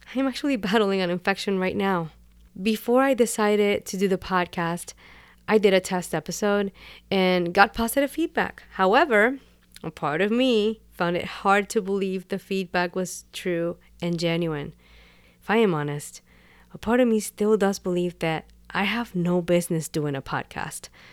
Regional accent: Puerto Rico; first language Spanish; English is a second language; I was born and raised in Puerto Rico, and Spanish is my first language.

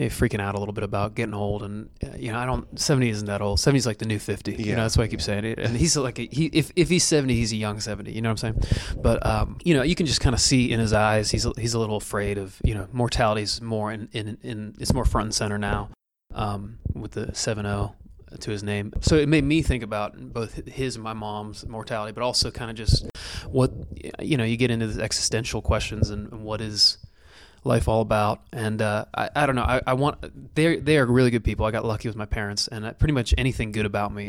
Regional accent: Canfield, Ohio, United States; also born or lived in Youngstown, Ohio; my hometown of Canfield, Ohio, which is, I'm from Youngstown, kind of near Cleveland, but Canfield's like the suburb that I grew up

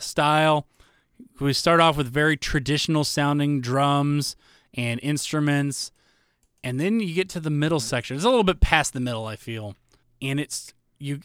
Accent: United States; an American

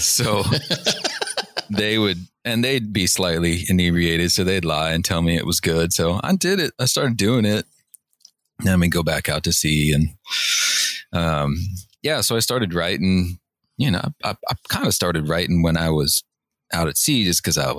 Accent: Northern California, United States; moved away as an adult; also born or lived in Seattle, Washington; Growing up in Northern California.

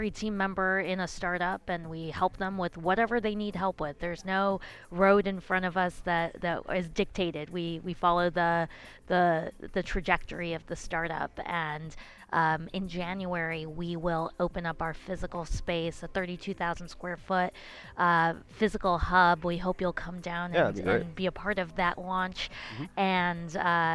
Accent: Chicago, Illinois, United States; moved away as an adult; now in Tampa, United States; I thought I'm a Chicagoan. I thought I was going to stay in Chicago for the rest of my life.

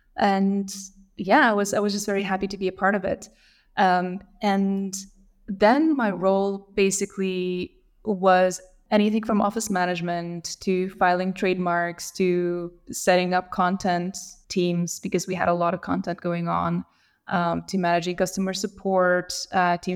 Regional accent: Lithuania; I grew up in Lithuania, so I'm Lithuanian.

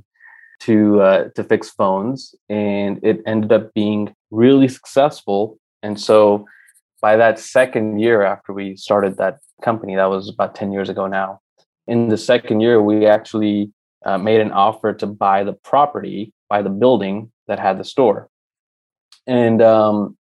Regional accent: Tyler, Texas, United States; also born or lived in Mumbai, India / New York; we came from Mumbai, India. I was 7 years old, and that was in 1997

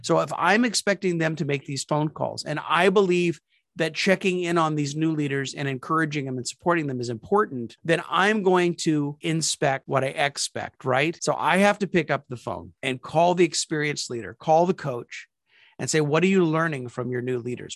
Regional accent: Topeka, Kansas, United States; moved away; also born or lived in California / South Carolina; we moved back to my hometown of Topeka, Kansas, after being away for 38 years.

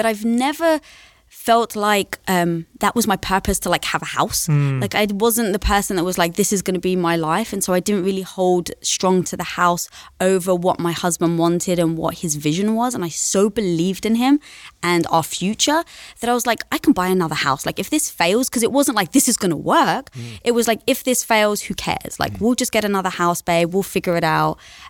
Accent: London, United Kingdom; I'm from London.

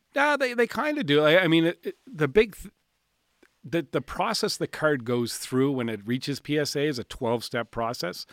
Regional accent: Williamswood, Nova Scotia, Canada; also born or lived in Spryfield; I grew up in Williamswood.

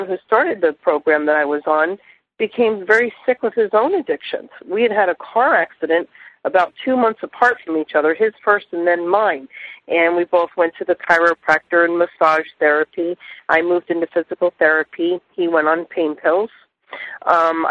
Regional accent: New Jersey, United States; also born or lived in Miami/Fort Lauderdale/Palm Beaches, Florida; now in South Florida, United States; I was raised in New Jersey

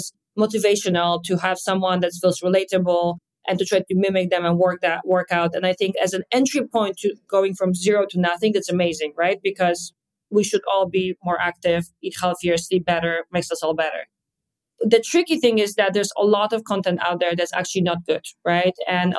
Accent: Poland; English is a second language; now in New York, United States; And you can hear an accent, as I was born and raised in Poland, moved around ever since, and I'm now stationary in New York, in Hudson Yards, where our hotel is.

